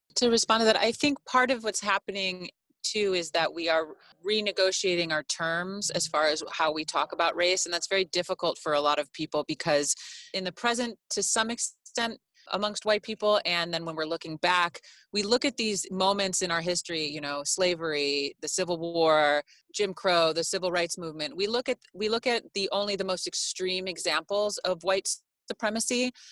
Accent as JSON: {"language": "English", "town": "Chicago", "region": "Illinois", "country": "United States", "said": "I'm Greek. I'm American. I'm from Chicago"}